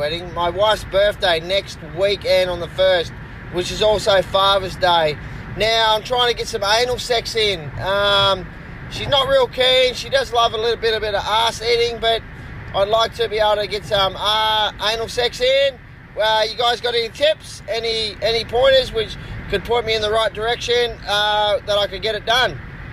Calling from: Brisbane, Queensland, Australia; This is, what the fuck's my name? … from Brisbane.

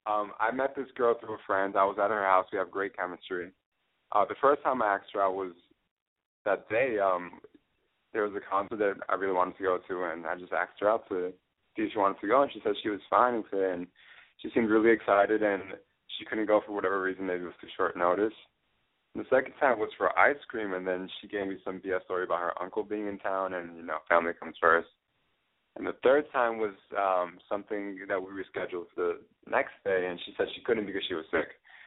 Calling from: Orlando, Florida, United States

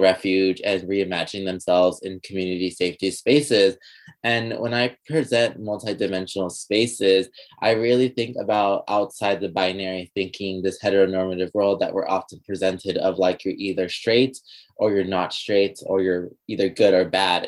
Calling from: Los Angeles, California, United States; I'm currently calling from Tungabullan in Los Angeles, California

